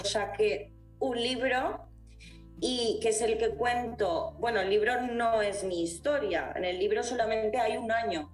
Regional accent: Valencia, Valencian Community, Spain; also born or lived in England / Italy; yo que soy valenciana

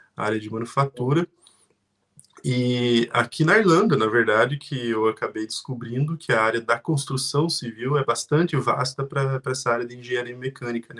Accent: Curitiba region, Paraná, Brazil; moved away as an adult; now in Ireland; vim lá da região de Curitiba, do Brasil, vim como estudante

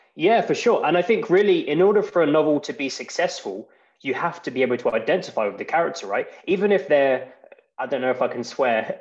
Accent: England, United Kingdom; moved away as an adult; now in Iceland; I'm from England originally, but I've lived in Iceland for over three years now

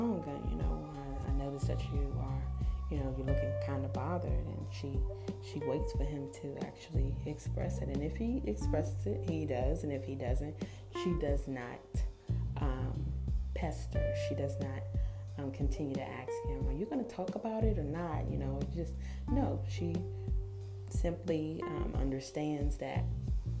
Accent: United States; I am African-American.

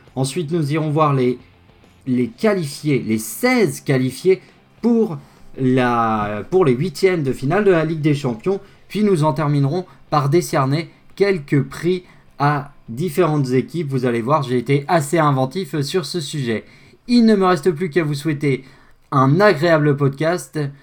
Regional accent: France; chez nous en France

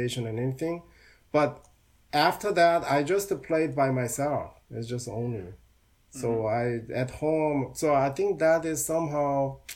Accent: Seoul, South Korea; now in United States; my hometown is Seoul

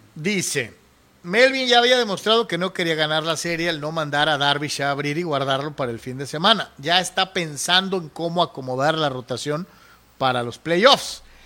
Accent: Mexico; yo como mexicano

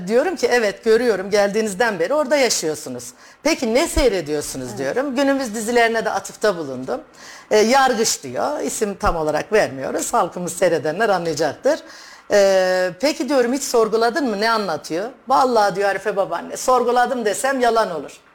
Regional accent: Gaziantep, Turkey; moved away as an adult; also born or lived in Istanbul; now in Kayseri, Turkey; Gaziantep doğumluyum. Hı hı. İlk orta ve lise tahsilimi Gaziantep'te tamamladım.

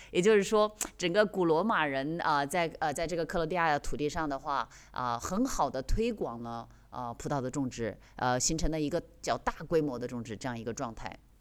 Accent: China; moved away; 我们中国人或者是，或者是我们两个对这个酒的了解不是很深

